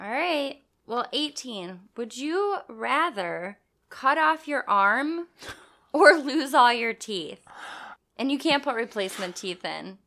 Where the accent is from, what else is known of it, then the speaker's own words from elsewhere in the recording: Madison, United States; we grew up in Madison